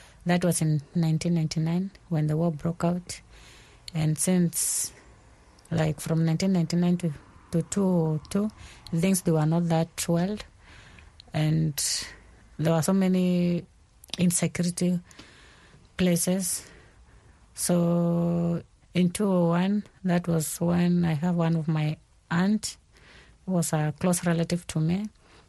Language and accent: English; Kakuma, Kenya; moved away; also born or lived in South Sudan; I have been in Kenya most of my life. I think I grew up there as a refugee in Kakuma refugee camp, which is in Kenya. And I left South Sudan in 2002.